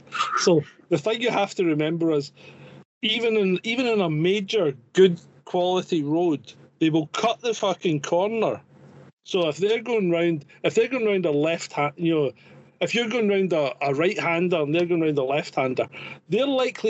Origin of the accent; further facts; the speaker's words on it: United Kingdom; also born or lived in Scotland; now in France; as a British person